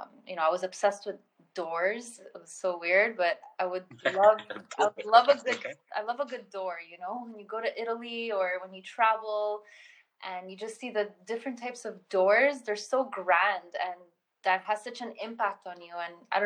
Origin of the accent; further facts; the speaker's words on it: Colombia; born there; I was born in Colombia, so I always had two different cities of influence when it came to design and culture and authenticity and language and everything.